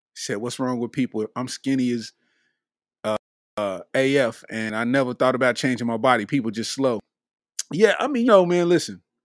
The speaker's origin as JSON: {"language": "English", "town": "Lexington", "region": "Kentucky", "country": "United States", "said": "I'm from Lexington, Kentucky, and we don't be having stuff like"}